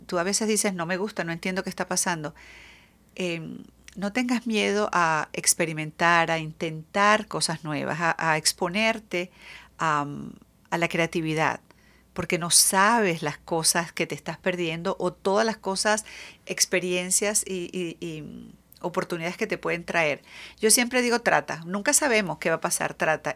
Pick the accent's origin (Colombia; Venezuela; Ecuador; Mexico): Venezuela; moved away as an adult; also born or lived in Jeddah / Botswana; now in Seattle, United States; yo tengo cinco años en Seattle, soy venezolana, eh, muy orgullosa de ser venezolana.